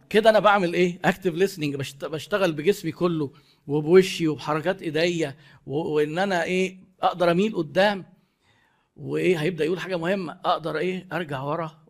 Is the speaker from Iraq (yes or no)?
no; Egypt; في ثقافتنا كمصريين انت لو انا جبت لك شاي مش هينفع انهي المقابله قبل ما تشرب الشاي